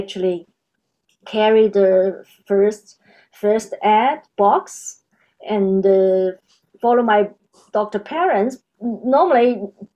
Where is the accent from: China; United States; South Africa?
China; moved away as an adult; now in Australia; I was born in China, and now I'm Australia.